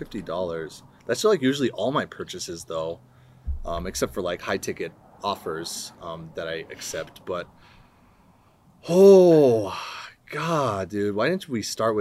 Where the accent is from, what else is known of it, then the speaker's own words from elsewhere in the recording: Santa Fe, New Mexico, United States; now in Loveland, United States; Originally from Santa Fe, New Mexico, down south. And the New Mexico, not the old Mexico.